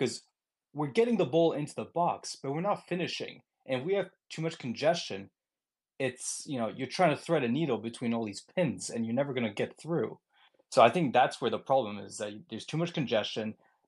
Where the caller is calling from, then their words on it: Boston, Massachusetts, United States; I'm calling from Boston